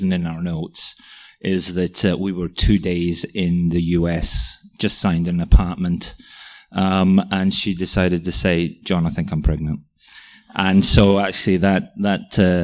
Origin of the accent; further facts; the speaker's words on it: Welsh, Wales, United Kingdom; moved away as an adult; now in Melbourne, Australia; I'm Welsh as well